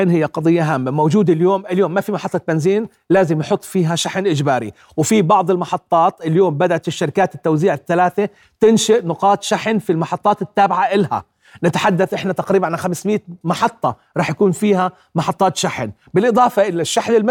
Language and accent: Arabic; Jordan; لو انا وياك بكره الصبح صحينا احنا عندنا بالاردن 100% سيارات كهرباء